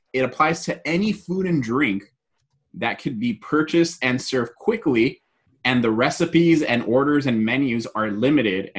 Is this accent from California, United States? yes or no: yes; Southern California, United States; Me and Jose are from Southern California.